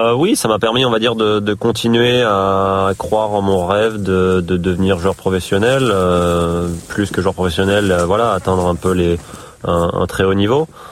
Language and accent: French; Île-de-France, France; born or raised there; also born or lived in Gassin, Var; now in Brittany, France